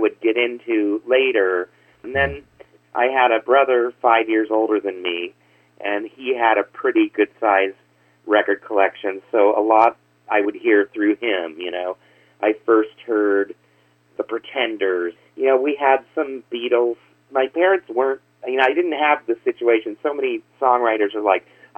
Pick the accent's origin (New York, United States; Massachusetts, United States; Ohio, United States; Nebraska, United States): Nebraska, United States; Lincoln; also born or lived in Los Angeles, California; now in Omaha, United States; Okay, well, I grew up in Lincoln, Nebraska.